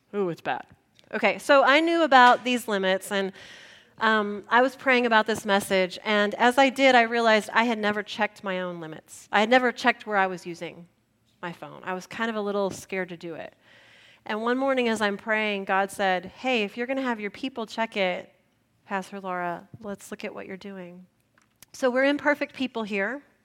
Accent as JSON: {"language": "English", "town": "San Antonio", "region": "Texas", "country": "United States", "tie": "born or raised there", "also_born_or_lived": "Spicewood, Texas", "said": "I grew up in San Antonio, early adopter of the breakfast taco"}